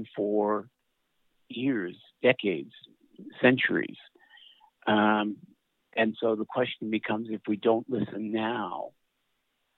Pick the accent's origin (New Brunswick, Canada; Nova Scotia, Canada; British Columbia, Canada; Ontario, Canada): New Brunswick, Canada; Saint John; in St. John, where I grew up, times when racism was pretty much in your face